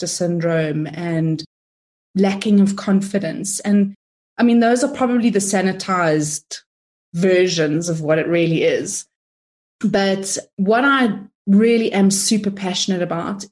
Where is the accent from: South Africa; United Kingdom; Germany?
South Africa; I'm of Italian descent, but I'm from South Africa, if you're wondering where the accent is from